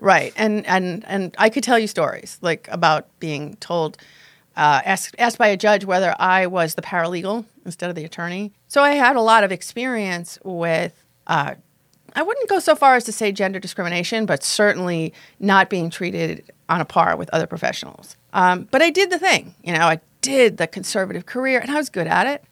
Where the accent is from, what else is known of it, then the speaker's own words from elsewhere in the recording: Long Island, New York, United States; I grew up on Long Island, strict Roman Catholic family strict upbringing